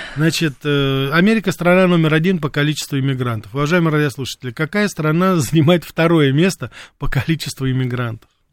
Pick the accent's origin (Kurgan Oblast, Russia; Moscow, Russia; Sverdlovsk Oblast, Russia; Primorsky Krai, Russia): Moscow, Russia; свое детство провел в Мариной роще